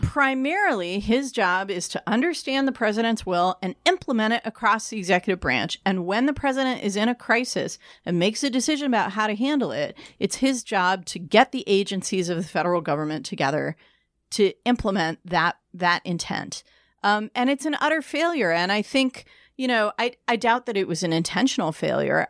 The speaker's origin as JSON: {"language": "English", "region": "Michigan", "country": "United States", "said": "in my home state, who, in Michigan"}